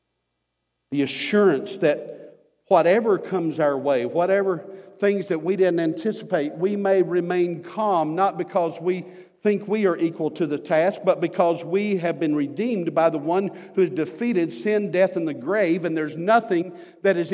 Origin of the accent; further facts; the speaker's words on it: United States; us as American Christians